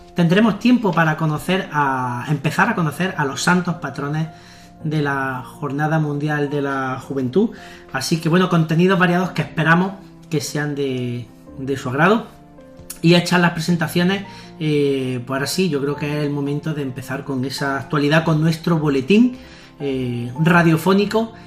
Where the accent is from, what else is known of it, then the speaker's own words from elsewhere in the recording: Granada, Andalusia, Spain; estamos en Granada, que somos de Granada